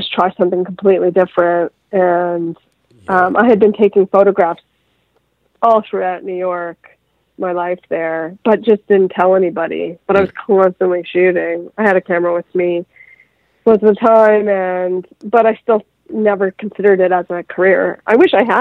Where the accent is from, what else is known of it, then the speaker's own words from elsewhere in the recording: Vaughan, Ontario, Canada; now in Los Angeles, United States; I come from the suburbs of Toronto, Canada, Vaughan